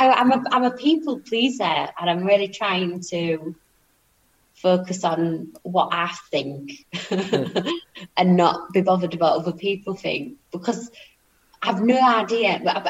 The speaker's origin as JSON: {"language": "English", "region": "South West England", "country": "United Kingdom", "tie": "born there", "said": "It's lovely I get to say I'm Cornish. I've got Cornish blood. But yeah, born on holiday. Like, 6 weeks premature."}